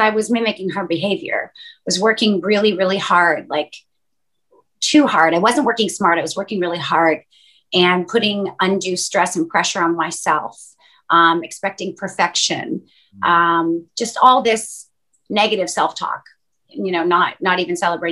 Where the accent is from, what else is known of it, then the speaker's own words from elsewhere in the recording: Canada; moved away as an adult; now in Los Angeles, United States; My family's from Northern Europe. And my mom immigrated to Canada to have me and to raise me